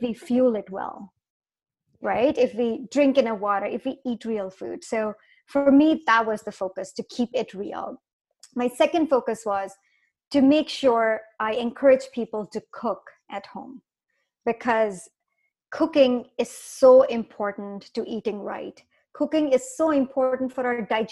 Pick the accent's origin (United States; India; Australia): India; moved away as an adult; now in North America; I grew up in India